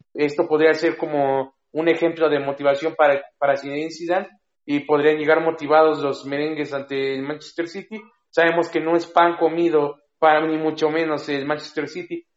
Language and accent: Spanish; Mexico; nosotros como mexicanos